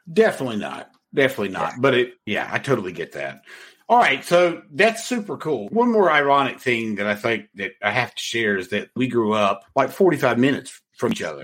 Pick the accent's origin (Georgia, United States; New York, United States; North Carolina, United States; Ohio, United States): North Carolina, United States; I'm from North Carolina